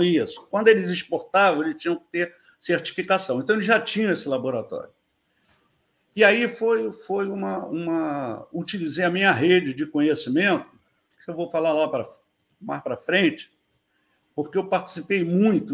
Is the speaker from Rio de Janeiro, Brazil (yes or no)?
yes; Rio de Janeiro, Brazil; moved away as an adult; also born or lived in São Paulo; eu sempre fui morador da Ilha do Governador, aqui no Rio, né? O, nasci no. Nasci no Maitá, mas vim direto para a ilha